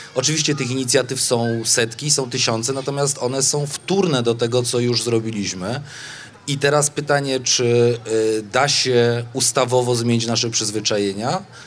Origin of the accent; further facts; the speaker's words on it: Kraków, Lesser Poland, Poland; Jestem stąd, żyję tu 40 lat